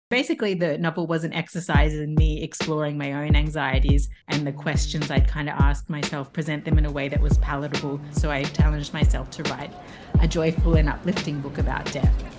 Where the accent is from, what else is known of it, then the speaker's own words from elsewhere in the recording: Tasmania, Australia; moved away as an adult; also born or lived in Brisbane, Australia / Paris, France; I'm from Tasmania, but I went to uni in Brisbane